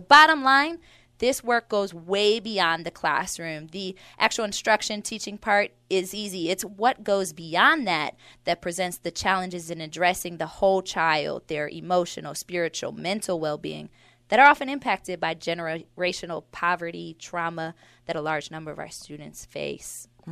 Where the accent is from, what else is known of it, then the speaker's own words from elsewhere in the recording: Milwaukee, Wisconsin, United States; I grew up in Milwaukee. Um, it's, it's where I was raised in the five three two oh six zip code